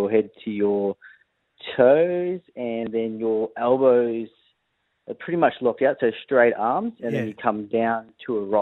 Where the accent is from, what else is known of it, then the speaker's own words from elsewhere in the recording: Victoria, Australia; I grew up in Victoria